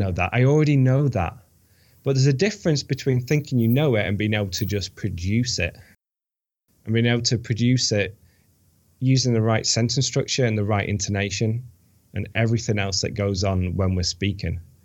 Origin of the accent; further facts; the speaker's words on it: United Kingdom; moved away as an adult; also born or lived in Bilbao, Spain / Valencia, Spain; now in United States; I'm British.